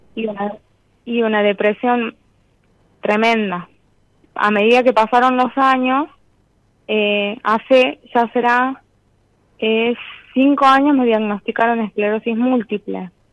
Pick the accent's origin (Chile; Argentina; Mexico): Argentina; Tucumán; De Tucumán